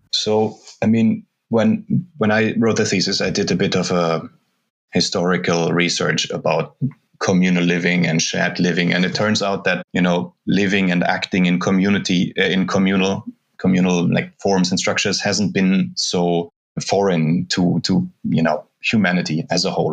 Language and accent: English; Germany; moved away as an adult; also born or lived in Brazil / Lund, Sweden; now in Reykjavik, Iceland; I'm from Germany.